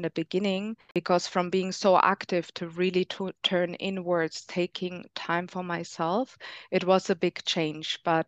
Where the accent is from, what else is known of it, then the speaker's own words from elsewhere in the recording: Germany; now in Spain; I'm from Germany, but I live in Spain